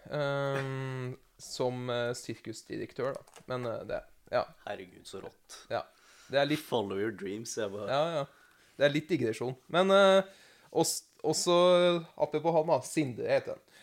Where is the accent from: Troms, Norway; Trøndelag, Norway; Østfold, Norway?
Trøndelag, Norway; Namsos; Jeg kommer fra Namsos med tog først. Jeg er namsosing.